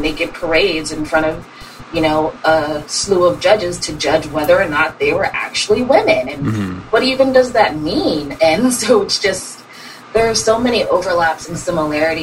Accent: Pullman, Washington, United States; moved away as an adult; also born or lived in Pittsburgh, Pennsylvania / Colorado; I moved there from Pullman, Washington, where my graduating class was like 90

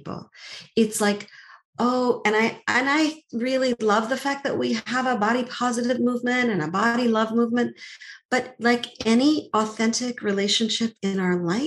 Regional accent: Montreal, Quebec, Canada; I grew up in Montreal

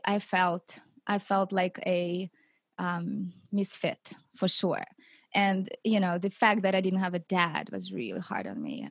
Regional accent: Siberia, Russia; moved away; I grew up in Russia, in Siberia, in a big city

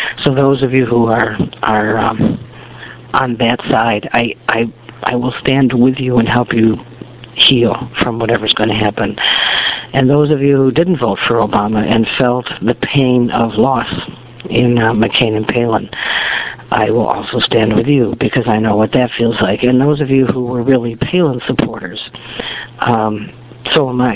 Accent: United States; as an American

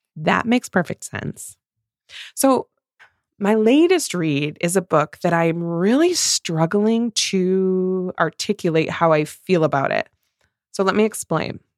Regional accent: Midwest, United States

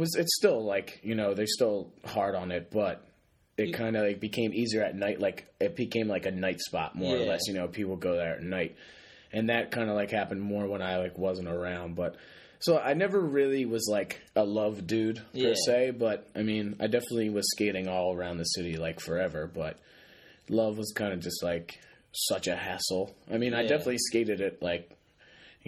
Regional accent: Philadelphia, Pennsylvania, United States; moved away as an adult; now in Boston, United States; I am from Philly. I grew up right outside like the city, like 5 minutes, five minutes, like 5 miles right outside of West Philly

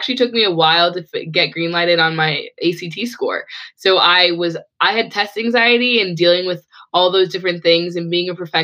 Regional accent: Midwest, United States; I grew up actually in the Midwest

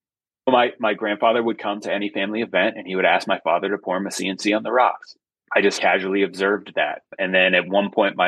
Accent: Framingham, Massachusetts, United States; I grew up in Framingham, Massachusetts, outside of Boston.

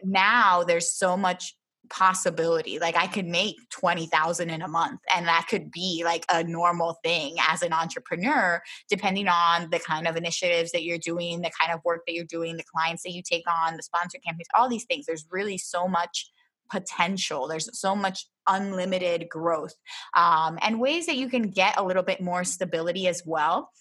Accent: Philadelphia, Pennsylvania, United States; moved away as an adult; also born or lived in Miami / Baltimore / Florida; now in Humacao, Puerto Rico; I was born here, but I grew up in Philadelphia

